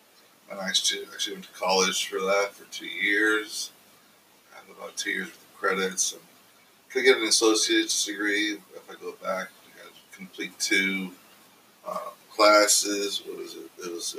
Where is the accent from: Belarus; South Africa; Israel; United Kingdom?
South Africa; also born or lived in San Diego, California / West Virginia; now in United States; Well, I was originally from South Africa, where I was born. I lived in a hut for a little bit, and then I moved to California, San Diego, California, and lived there most of my teens. And I moved to West Virginia, of course.